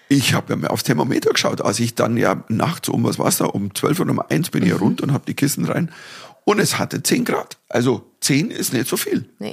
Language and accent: German; Dorfen, Bavaria, Germany; nach Dorfen kamen, in meine Heimatstadt